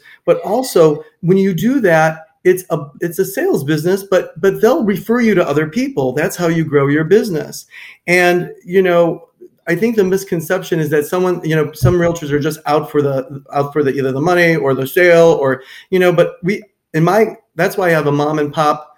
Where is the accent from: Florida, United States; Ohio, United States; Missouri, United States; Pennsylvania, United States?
Ohio, United States; Cleveland; moved away as an adult; also born or lived in Minneapolis–Saint Paul, Minnesota; now in Naples, United States; I grew up in Cleveland, Ohio